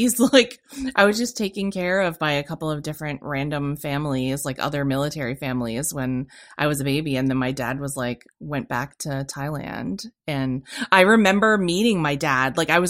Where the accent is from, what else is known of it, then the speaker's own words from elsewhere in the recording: California, United States; born there; I was born in California on Vandenberg Air Force Base, which has recently been renamed Vandenberg Space Force Base.